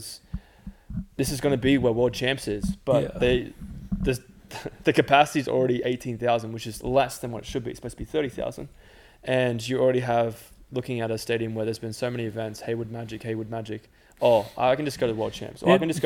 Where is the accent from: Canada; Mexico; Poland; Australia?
Australia; as an Australian